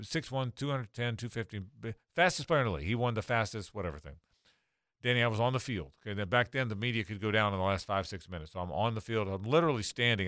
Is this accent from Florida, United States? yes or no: yes; Jacksonville, Florida, United States; I'm born and raised here, but my family were always Pirates